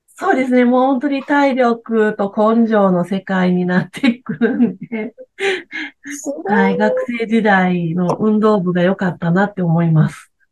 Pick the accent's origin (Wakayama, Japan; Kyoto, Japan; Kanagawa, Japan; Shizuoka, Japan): Wakayama, Japan; その和歌山はやっぱり自分が生まれ育った町